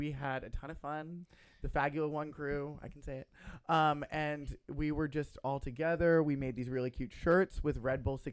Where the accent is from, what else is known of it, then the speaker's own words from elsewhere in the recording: the South, United States; I'm an inbred from the South